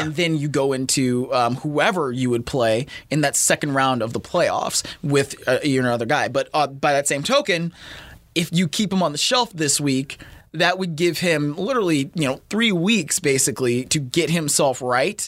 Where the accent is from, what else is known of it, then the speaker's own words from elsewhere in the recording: Cleveland, Ohio, United States; moved away; my hometown of Cleveland.